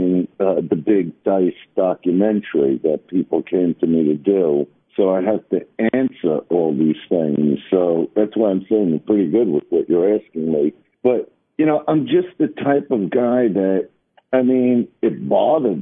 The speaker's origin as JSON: {"language": "English", "town": "New York City", "region": "New York", "country": "United States", "said": "I am from Brooklyn"}